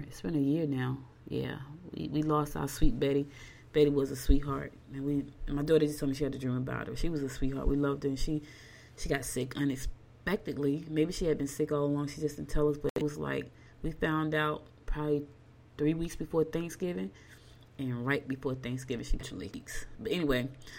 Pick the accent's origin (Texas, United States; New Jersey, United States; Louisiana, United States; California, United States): New Jersey, United States; Newark; also born or lived in Albany, Georgia; I grew up in Newark